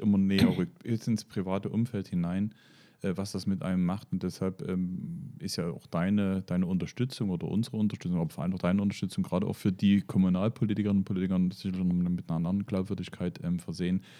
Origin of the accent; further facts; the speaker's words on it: Moritzburg, Saxony, Germany; weil es mein Heimatort ist